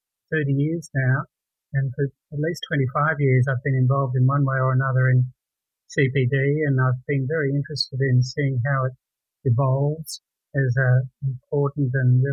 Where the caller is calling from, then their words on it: Perth, Western Australia, Australia; I'm in Perth, Western Australia.